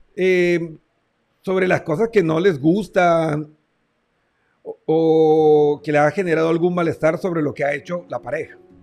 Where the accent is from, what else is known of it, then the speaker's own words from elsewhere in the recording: Barranquilla, Atlántico, Colombia; mi tierra hermosa Barranquilla